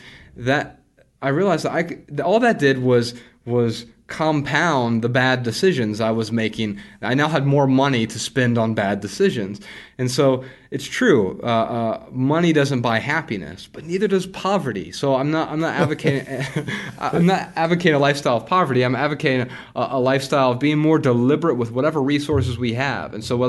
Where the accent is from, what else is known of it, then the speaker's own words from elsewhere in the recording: Dayton, Ohio, United States; I grew up really poor in Dayton, Ohio, on food stamps and welfare, government assistance, you know, WIC programs